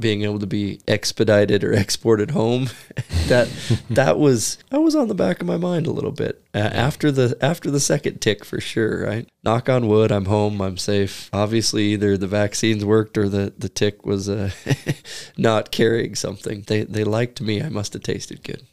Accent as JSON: {"language": "English", "country": "United States", "said": "As an American"}